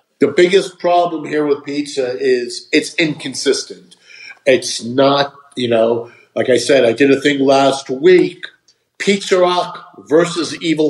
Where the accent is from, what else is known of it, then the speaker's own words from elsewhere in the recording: New York, United States; now in Las Vegas, United States; I'm originally from New York, but I haven't been back there in like 20 years or more, right?